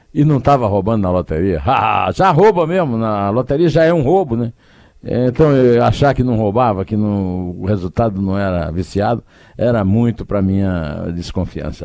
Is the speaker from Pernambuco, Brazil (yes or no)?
no; Campina Grande, Paraíba, Brazil; lá na minha cidade, lá em Campina Grande